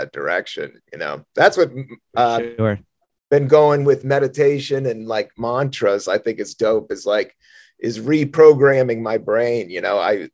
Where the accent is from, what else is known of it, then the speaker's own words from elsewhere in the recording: Southern Virginia, United States; moved away; I went to school in Southern Virginia in middle school and high school.